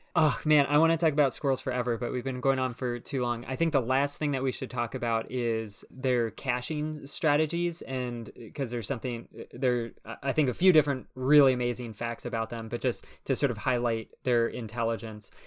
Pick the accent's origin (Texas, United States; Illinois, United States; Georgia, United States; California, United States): California, United States; moved away; also born or lived in New York City; I grew up out in California